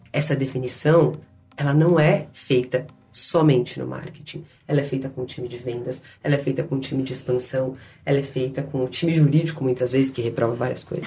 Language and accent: Portuguese; São Paulo, Brazil; Eu sou lá da Zona Leste